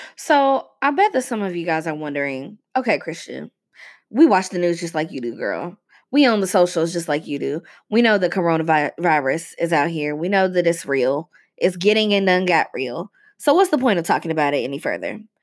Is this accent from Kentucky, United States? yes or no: yes; Louisville, Kentucky, United States; this place, Louisville, Kentucky, has a very extensive and complicated racial history, um, and continues to. And watching this doctor in my hometown